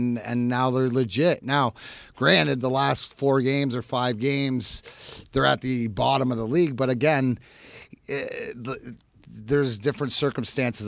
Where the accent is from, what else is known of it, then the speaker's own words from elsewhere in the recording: Canada; I'm Canadian